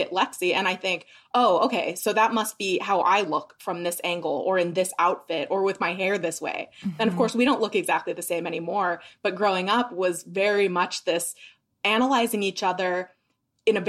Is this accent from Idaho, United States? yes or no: yes; Idaho Falls, Idaho, United States; grew up in Idaho Falls, Idaho, so southeastern Idaho